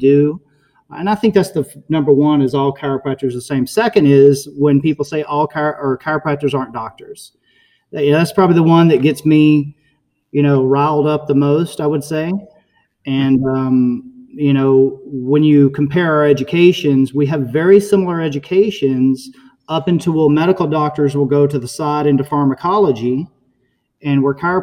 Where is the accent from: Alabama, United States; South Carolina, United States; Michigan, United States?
Alabama, United States; now in Naples, United States; I grew up in Alabama, fishing on Lake Gunnersville and Tennessee River